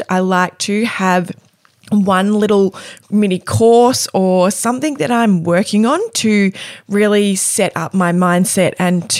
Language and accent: English; Cape Paterson, Victoria, Australia; Cape Patterson, my hometown